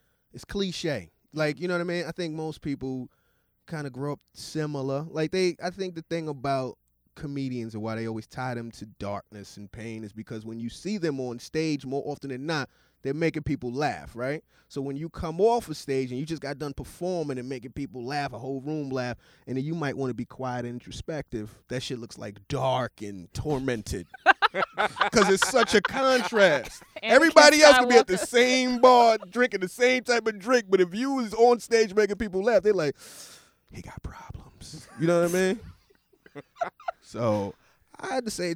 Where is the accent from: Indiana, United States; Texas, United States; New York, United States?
New York, United States; New York City; also born or lived in Atlanta, Georgia; I was born in Brooklyn, grew up between Brooklyn and Austin, New York